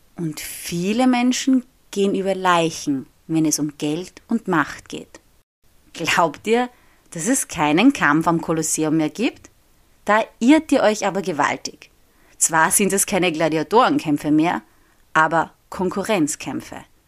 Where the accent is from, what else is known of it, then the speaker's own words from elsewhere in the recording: Austria; first language German; moved away as an adult; now in Rome, Italy; in meinem Heimatort in Österreich